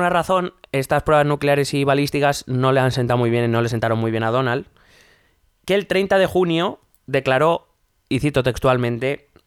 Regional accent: United States; Trump le puedo criticar yo que soy americano, pero a ti te va a matar.

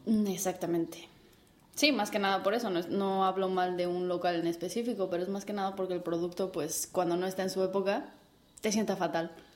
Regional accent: Mexico; moved away as an adult; now in Spain; buena mexicana chingona que soy

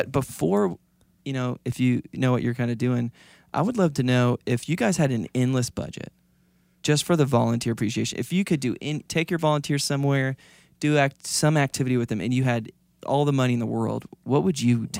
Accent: Florida, United States; moved away; I'm from Florida

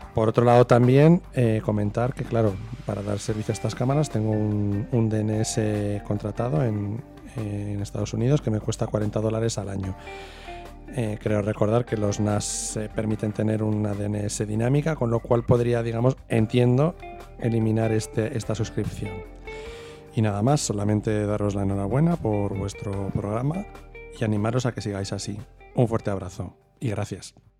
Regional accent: Burgos, Castile and León, Spain; soy de Burgos

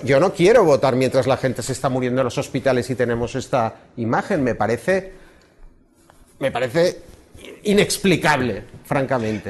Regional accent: Barcelona, Catalonia, Spain; como barcelonés

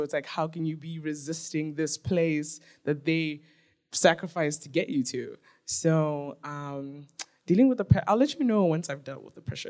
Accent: South Africa; also born or lived in Nigeria; And so when I tell people where I'm from, I'm like, oh, I'm Nigerian, and I was raised in South Africa.

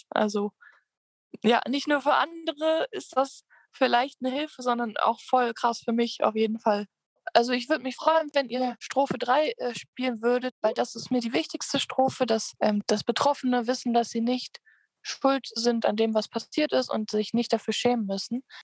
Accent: Krefeld, North Rhine-Westphalia, Germany; nachdem ich ähm, in meiner Heimatstadt Krefeld war zu Besuch

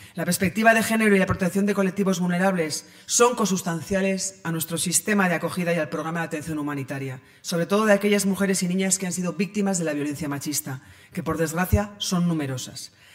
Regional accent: Pamplona, Navarre, Spain; Yo nací en Pamplona en 1975 y allí he desarrollado mi carrera personal y eh, profesional

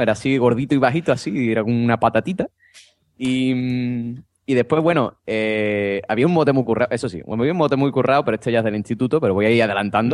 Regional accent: Andalusia, Spain; yo como buen andaluz

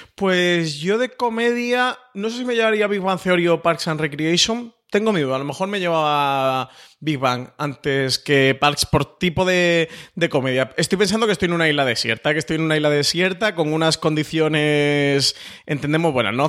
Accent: Málaga, Andalusia, Spain; moved away

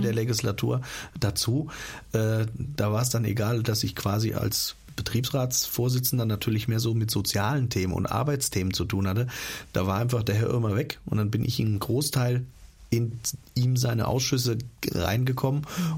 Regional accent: Hesse, Germany; bei uns in Hessen

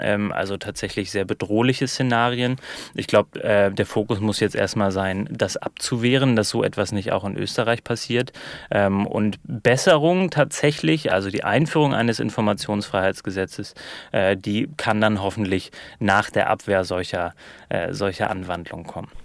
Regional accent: Germany; als Piefke aus dem Ausland

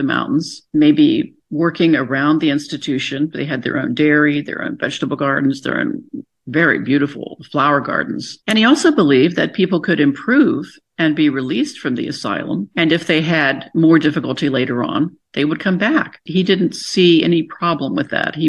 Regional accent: Buckhannon, West Virginia, United States; moved away; I grew up in Buchanan, so that's 20 minutes, you know, from Weston.

